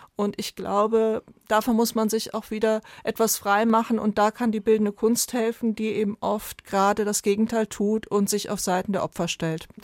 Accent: Germany; bei uns in Deutschland

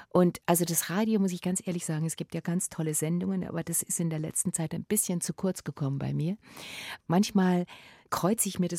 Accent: Munich, Bavaria, Germany; Also ich als Münchner Mädchen, ja, ich werde doch wohl mit Stöckelschuhen auf dem Kopfsteinpflaster rumlaufen können.

